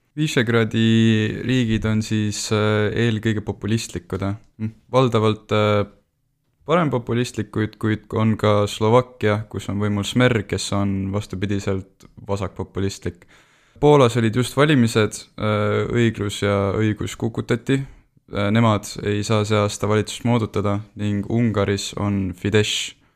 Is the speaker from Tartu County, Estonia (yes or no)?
yes; Tartu, Tartu County, Estonia; ma olen pärit Tartust